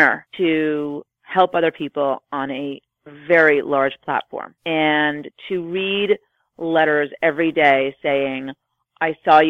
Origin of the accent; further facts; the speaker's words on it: New York City, New York, United States; I grew up here in New York City